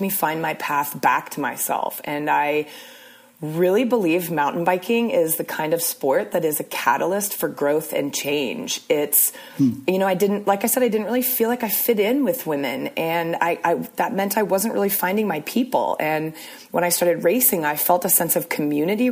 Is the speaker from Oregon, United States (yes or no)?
yes; Portland, Oregon, United States; moved away as an adult; also born or lived in Arizona; I went to college in Arizona, but I grew up in Portland, Oregon